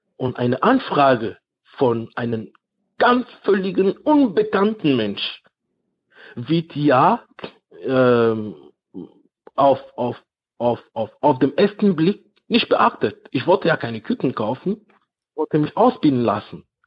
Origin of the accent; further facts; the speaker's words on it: Cameroon; now in Germany; in Kamerun, in meinem Dorf, da wo, da wo ich herkomme